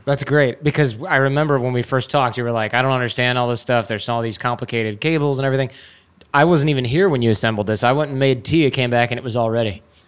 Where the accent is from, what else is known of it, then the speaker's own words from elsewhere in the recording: Troy, Michigan, United States; I grew up in Troy, Michigan